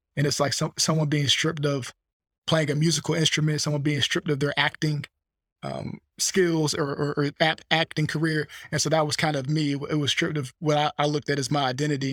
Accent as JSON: {"language": "English", "town": "Fleming Island", "region": "Florida", "country": "United States", "tie": "born or raised there", "said": "I was born in Fleming Island, Florida, about thirty minutes from Jacksonville, Northeast Florida"}